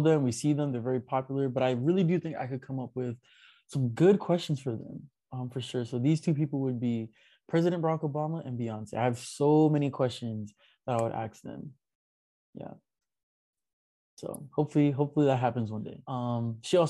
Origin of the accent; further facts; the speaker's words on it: New York, United States; me being a New Yorker